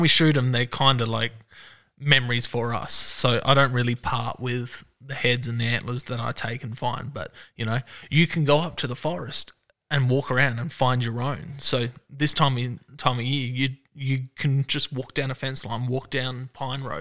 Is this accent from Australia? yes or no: yes; Adelaide Hills, South Australia, Australia; I grew up in the Adelaide Hills, moved down with my wife to her house down in the suburbs